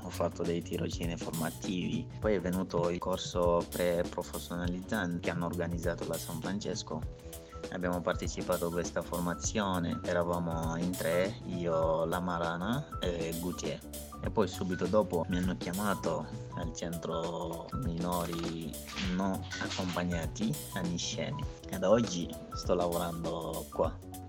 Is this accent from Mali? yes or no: yes; Mali; moved away as an adult; now in Italy; vengo dal Mali